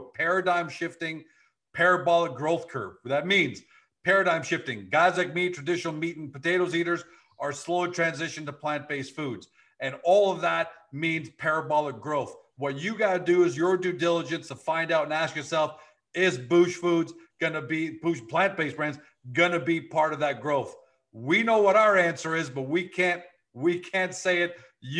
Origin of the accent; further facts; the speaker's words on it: Canada; I'm Canadian